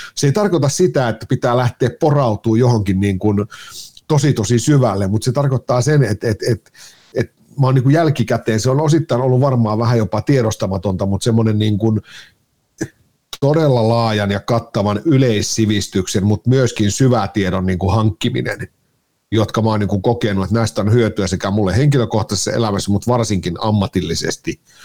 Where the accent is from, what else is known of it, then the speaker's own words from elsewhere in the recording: Kajaani, Kainuu, Finland; moved away as an adult; now in Helsinki, Finland; Mä oon Kainuusta lähtösi, joo. 10-11 vuotta sitten suunnilleen tuota, niin muuttelin, muuttelin Kajaanista Helsinkiin